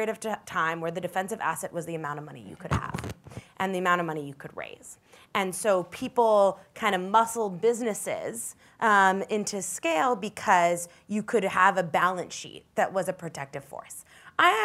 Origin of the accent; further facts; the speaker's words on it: New York City, New York, United States; I grew up in New York City and went to College and East Coast